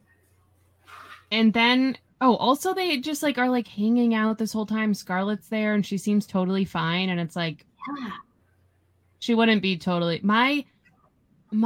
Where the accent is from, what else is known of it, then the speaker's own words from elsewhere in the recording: United States; I'm American